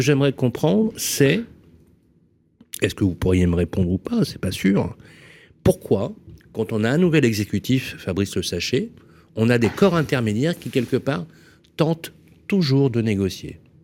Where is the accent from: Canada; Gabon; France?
France; Vénissieux, Auvergne-Rhône-Alpes; je suis né au Minguettes et j'ai grandi